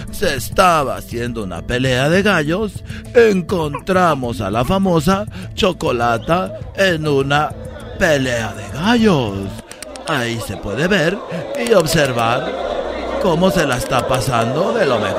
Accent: Oaxaca, Mexico; yo soy de Oaxaca, tenemos tierras ahí

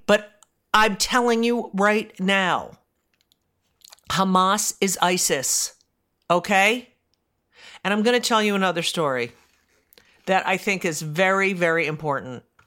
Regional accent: United States; I'm an American. I'm an American Jew.

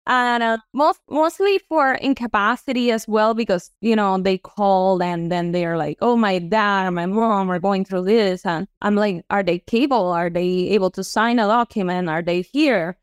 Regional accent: Puerto Rico; moved away as an adult; now in Florida, United States; I am from Puerto Rico, born and raised, and then I moved here to Florida. in two thousand and ten

